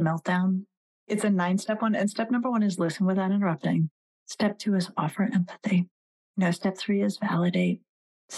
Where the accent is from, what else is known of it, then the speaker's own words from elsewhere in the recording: Colorado, United States; I grew up in Colorado and I worked as a bus girl until I could buy myself a car